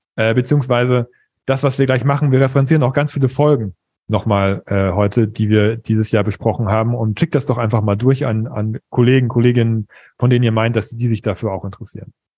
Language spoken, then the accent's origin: German; East Frisia, Lower Saxony, Germany; ich bin Ostfriese